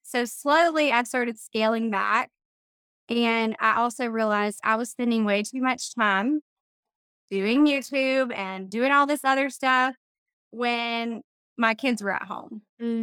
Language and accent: English; middle Georgia, United States; also born or lived in Valdosta, Georgia / Savannah area, Georgia; I grew up in middle Georgia